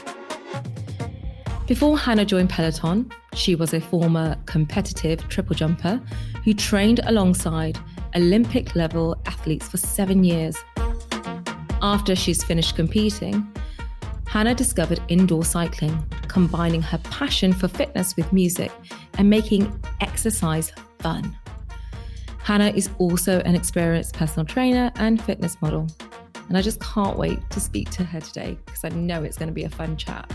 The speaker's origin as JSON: {"language": "English", "region": "London", "country": "United Kingdom", "tie": "born or raised there", "said": "I'm born and bred in East London"}